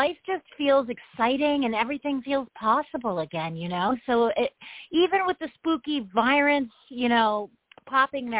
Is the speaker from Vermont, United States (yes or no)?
no; New York City, New York, United States; being a New Yorker, like, you know, and I can only speak for my city